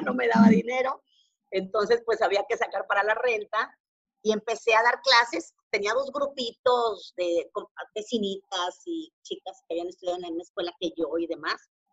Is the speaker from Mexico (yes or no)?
yes; Monterrey, Nuevo León, Mexico; also born or lived in Teziutlán, Puebla; yo no nací en Monterrey. Eh, todos, yo, soy regiomontana de corazón porque vivo aquí desde los seis años. Nací en una ciudad muy pequeñita que se llama Teciutlán, en Puebla.